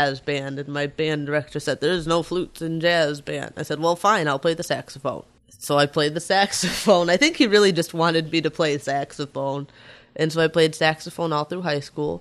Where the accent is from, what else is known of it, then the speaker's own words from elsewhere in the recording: Eau Claire, Wisconsin, United States; also born or lived in Chicago; I lived in Eau Claire fourth grade until senior year of high school